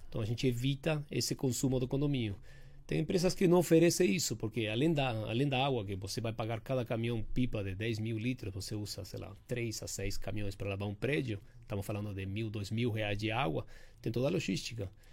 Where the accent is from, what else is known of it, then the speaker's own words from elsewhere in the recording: Uruguay; now in São Paulo, Brazil; eu tenho esse sotaque